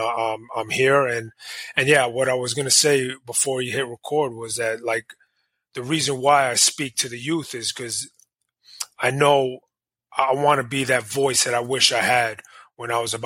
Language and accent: English; New York City, New York, United States; growing up in the 80s, you know, it wasn't like that, especially in New York. You know, I didn't grow up in the worst of areas, but it was a tough area